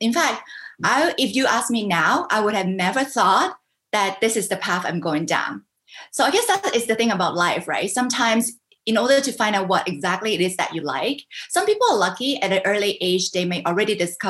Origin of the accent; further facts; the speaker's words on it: Vancouver, British Columbia, Canada; also born or lived in Hong Kong / United States / Singapore; now in Taiwan; I was born in Hong Kong. I grew up in Canada, Vancouver, Canada.